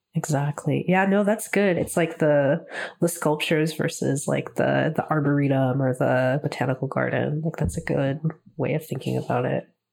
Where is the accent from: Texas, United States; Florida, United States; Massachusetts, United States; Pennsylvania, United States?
Texas, United States; now in Toronto, Canada; ever since moving up to Toronto, um, 'cause I'm from Texas originally